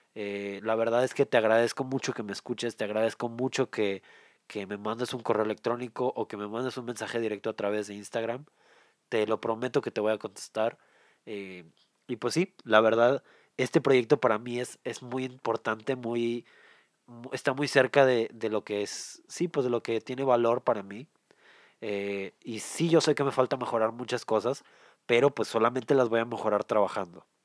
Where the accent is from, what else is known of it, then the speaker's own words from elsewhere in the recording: Mexico; yo soy de México